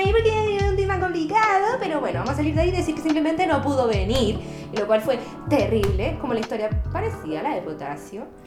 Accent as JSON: {"language": "Spanish", "town": "Santiago", "region": "Santiago Metropolitan Region", "country": "Chile", "tie": "born or raised there", "said": "nací en Santiago, ni un brillo, he estado acá toda mi vida"}